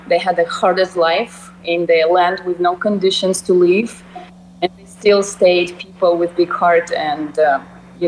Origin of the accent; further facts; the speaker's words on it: Russian Far East, Russia; English is a second language; moved away; I grew up in Soviet Union, and it collapsed when I was in, you know, seventh grade.